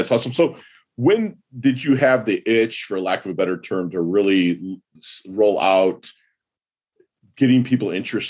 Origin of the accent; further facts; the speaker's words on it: Michigan, United States; now in South Florida, United States; I'm from Michigan, so it's like I grew up there